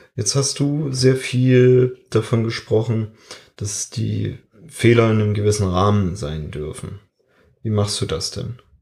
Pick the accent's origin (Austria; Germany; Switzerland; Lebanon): Germany; bei uns in Deutschland